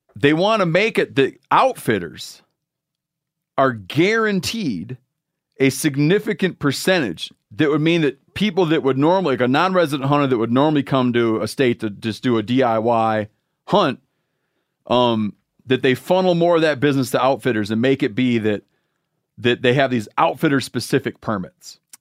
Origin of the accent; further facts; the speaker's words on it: Michigan, United States; moved away; Michigan, my home state